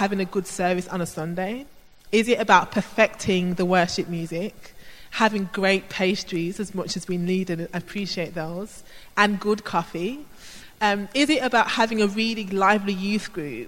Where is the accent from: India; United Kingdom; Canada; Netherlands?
United Kingdom; Birmingham, West Midlands; I grew up in Birmingham in an inner city area